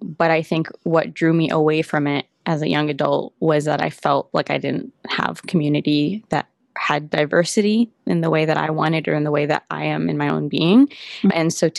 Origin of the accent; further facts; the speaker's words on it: Santa Barbara, California, United States; moved away as an adult; now in Los Angeles, United States; Santa Barbara is not only where I call home